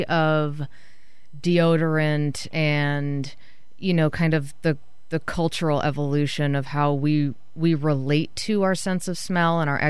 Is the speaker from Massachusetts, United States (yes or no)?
yes; Massachusetts, United States; I grew up in Massachusetts